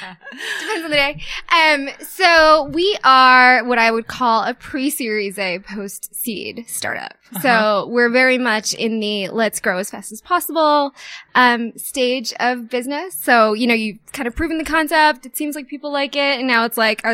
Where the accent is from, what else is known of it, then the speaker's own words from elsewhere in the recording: East Coast, United States; moved away as an adult; also born or lived in New York City; now in Denver, United States; I'm an East Coast born and raised